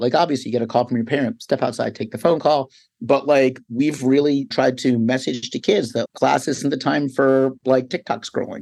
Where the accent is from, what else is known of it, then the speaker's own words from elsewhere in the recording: Philadelphia, Pennsylvania, United States; also born or lived in New York City; I'm from Philadelphia, grew up outside the city, I went to college inside the city